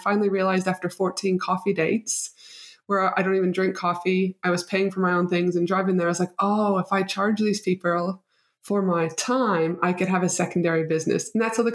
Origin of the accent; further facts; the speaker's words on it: Canada; now in Brisbane, Australia; proud Canadian